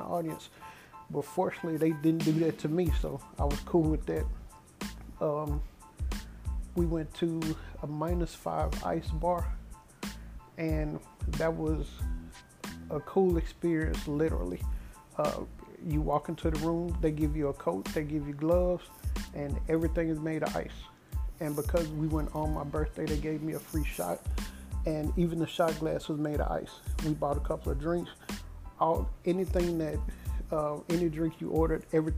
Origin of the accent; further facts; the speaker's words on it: Dallas, Texas, United States; asked me where I was from. I told them I was from Dallas